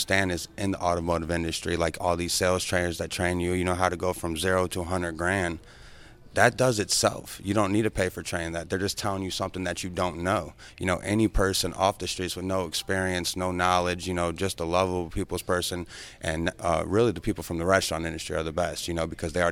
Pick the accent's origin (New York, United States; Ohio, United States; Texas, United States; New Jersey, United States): Ohio, United States; moved away as an adult; also born or lived in Michigan; now in Tampa, United States; I'm from Ohio.